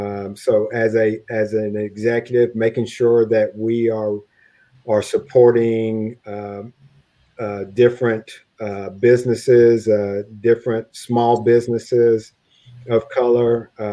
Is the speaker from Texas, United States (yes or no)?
yes; Texas, United States; As I look back as a shy kid growing up in East Texas, I never imagined I would have the opportunity to do all of the neat things that I've done thus far